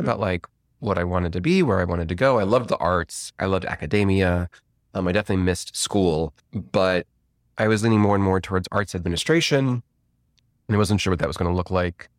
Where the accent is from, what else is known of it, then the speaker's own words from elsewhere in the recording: Rolling Meadows, Illinois, United States; I'm from Rolling Meadows, Illinois, which is a northwest suburb of Chicago.